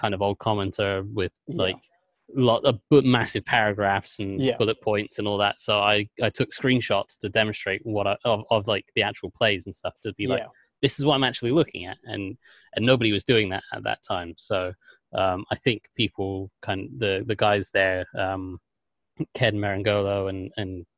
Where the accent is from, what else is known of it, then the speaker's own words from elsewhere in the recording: England, United Kingdom; accent: English; also born or lived in Washington, D.C. area, United States; I'm English, and you probably picked that up from the accent